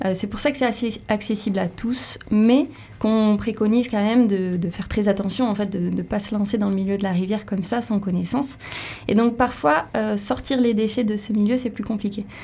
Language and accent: French; Béarn, Nouvelle-Aquitaine, France; moved away; Je viens du Béarn et les gaffes du Béarn, j'ai vécu dedans.